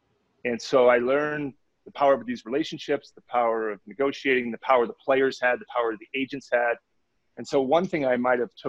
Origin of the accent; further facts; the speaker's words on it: Indiana, United States; I went to Purdue. I grew up in Indiana.